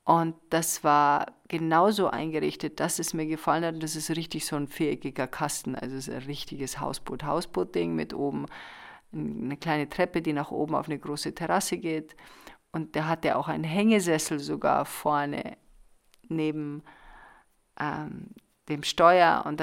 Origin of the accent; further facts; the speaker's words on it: Munich, Bavaria, Germany; ich komme aus Bayern, aus München, zweiter Stock, Etagenwohnung